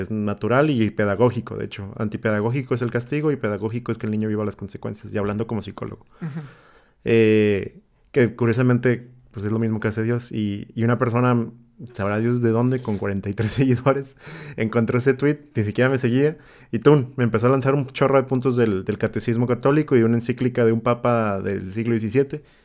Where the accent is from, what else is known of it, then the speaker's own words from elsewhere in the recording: Tepic, Nayarit, Mexico; tres tíos en Tepic, de donde soy yo